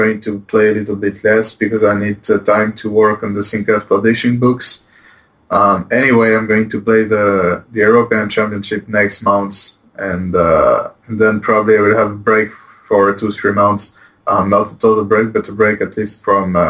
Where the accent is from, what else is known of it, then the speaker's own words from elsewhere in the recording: Poitiers, Nouvelle-Aquitaine, France; English is a second language; moved away as an adult; now in Barcelona, Spain; I'm from Poitiers